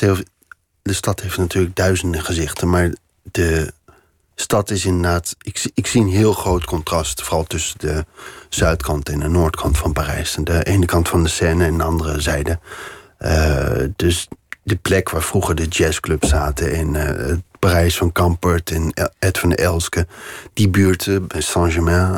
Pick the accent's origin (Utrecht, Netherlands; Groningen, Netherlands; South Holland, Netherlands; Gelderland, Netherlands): Utrecht, Netherlands; Veenendaal; moved away as an adult; also born or lived in Doorwerd / Amsterdam; now in Paris, France; En later zijn we als gezin zijn we verhuisd naar Veenendaal. En daar ben ik opgegroeid